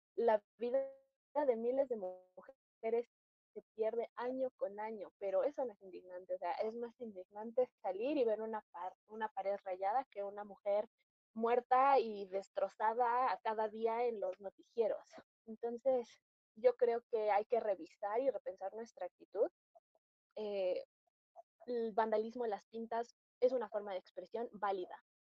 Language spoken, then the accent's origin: Spanish; Mexico; como mexicanas nos compete mucho